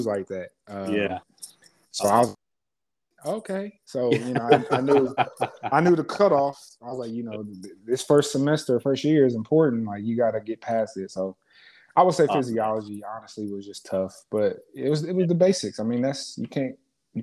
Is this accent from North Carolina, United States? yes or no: no; Columbus, Ohio, United States; moved away as an adult; also born or lived in Washington, D.C.; I'm born and raised in Columbus, Ohio